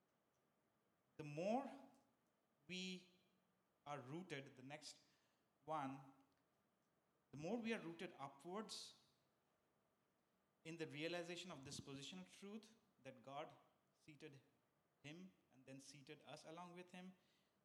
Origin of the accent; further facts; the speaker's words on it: India; moved away as an adult; also born or lived in San Francisco, United States; now in United States; I come from India. There's many religions there. I've grown up in places like my neighbors and Muslims, Hindus